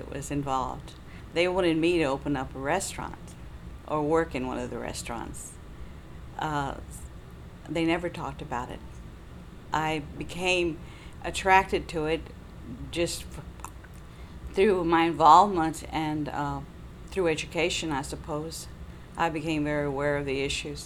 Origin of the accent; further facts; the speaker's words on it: Austin, Texas, United States; I was born and raised in East Austin